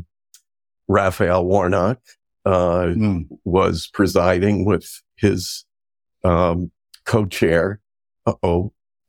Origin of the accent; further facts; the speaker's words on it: Montclair, New Jersey, United States; I was born in Montclair